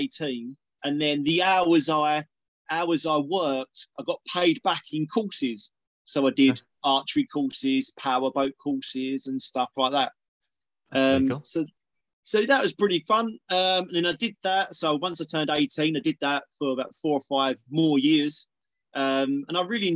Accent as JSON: {"language": "English", "town": "East Tilbury", "region": "East of England", "country": "United Kingdom", "tie": "born or raised there", "also_born_or_lived": "Southend-on-Sea", "said": "I primarily spent a lot of time in a little town called East Tilbury"}